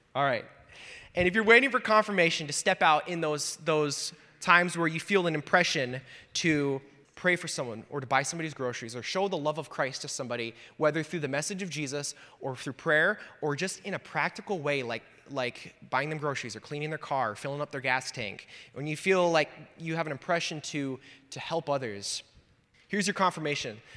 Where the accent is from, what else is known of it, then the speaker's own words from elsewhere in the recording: Wisconsin, United States; moved away; I'm from Wisconsin originally.